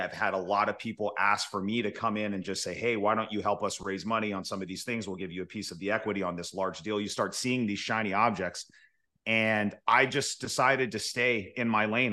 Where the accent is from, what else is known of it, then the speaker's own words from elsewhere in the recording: Fresno, California, United States; our market, Fresno, as an example, because this is my hometown